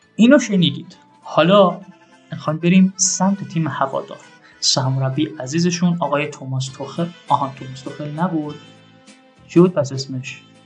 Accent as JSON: {"language": "Persian", "town": "Shiraz", "region": "Fars", "country": "Iran"}